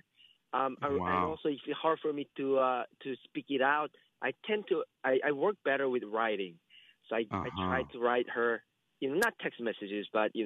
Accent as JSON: {"language": "English", "country": "South Korea", "second_language": "English", "moved": "yes", "said": "I'm from Korea"}